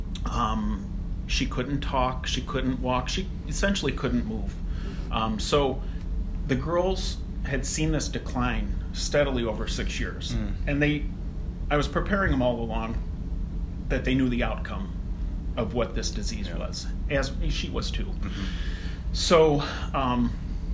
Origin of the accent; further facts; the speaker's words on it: Cleveland, Ohio, United States; I grew up in Cleveland, and I'm still here